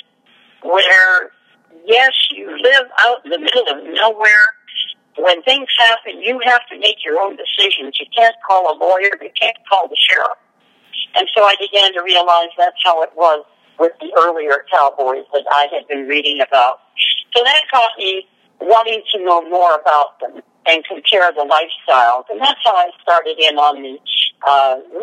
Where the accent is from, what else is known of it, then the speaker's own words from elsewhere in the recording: Canada; moved away as an adult; now in Tombstone, United States; I was born and raised in Canada on a farm